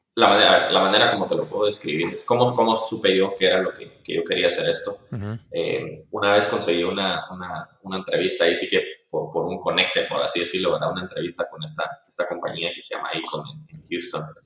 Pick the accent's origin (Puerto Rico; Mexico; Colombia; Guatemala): Guatemala; nosotros como guatemaltecos